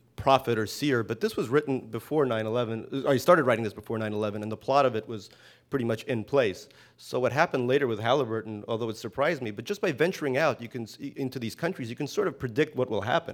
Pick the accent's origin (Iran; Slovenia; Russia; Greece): Russia; also born or lived in Brooklyn; now in United States; I was born in the Soviet Union, so I speak Russian